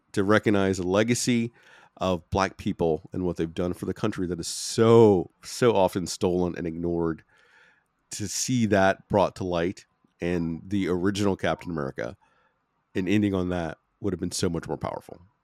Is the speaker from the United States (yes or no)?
yes; United States; I'm American